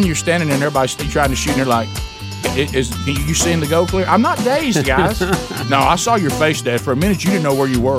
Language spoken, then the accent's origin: English; Alabama, United States; we were born and raised in Alabama